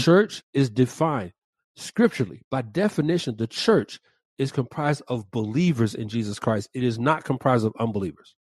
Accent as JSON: {"language": "English", "town": "Atlanta", "region": "Georgia", "country": "United States", "tie": "born or raised there", "said": "the west side of my hometown, Atlanta"}